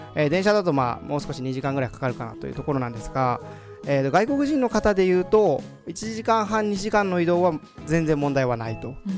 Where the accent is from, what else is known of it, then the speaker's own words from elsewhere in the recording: Maizuru, Kyoto, Japan; also born or lived in Tokyo; now in Kansai, Japan; 地元は舞鶴の方なんです